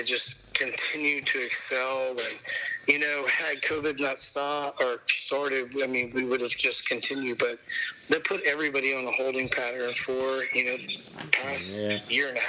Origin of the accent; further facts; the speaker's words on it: Memphis, Tennessee, United States; I'm from Memphis